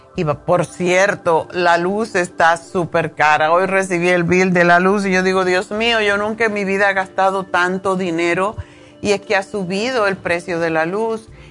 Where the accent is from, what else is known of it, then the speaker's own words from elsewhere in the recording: Cuba; moved away; los cubanos tenemos la, costumbre de bañarnos varias veces al día